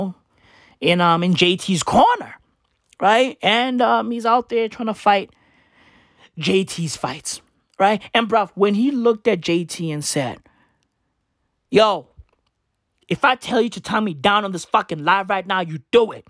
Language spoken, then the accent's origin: English; South Africa; first language Sesotho or Setswana; English is a second language; I am a South African. Right? I grew up in this country. I still live in this country